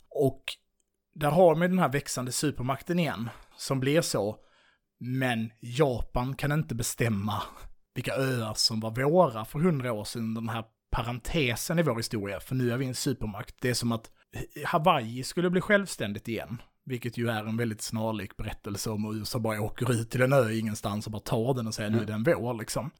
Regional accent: Sweden; vi är svenskar

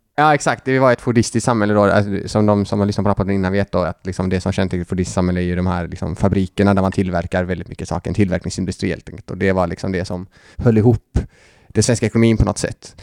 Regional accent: Gothenburg, Västra Götaland, Sweden; jag är ju då från Göteborg.

